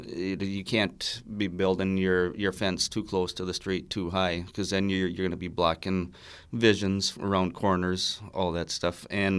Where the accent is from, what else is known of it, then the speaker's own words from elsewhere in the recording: Pine City, Minnesota, United States; I grew up in Pine City.